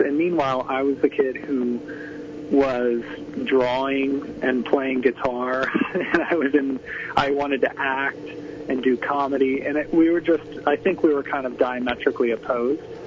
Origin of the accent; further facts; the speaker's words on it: Tampa, Florida, United States; I grew up in Tampa, Florida